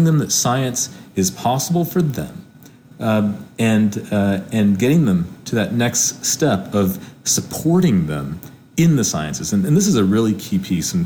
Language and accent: English; Hickory, North Carolina, United States; I grew up in Hickory, North Carolina, where most people worked in manufacturing.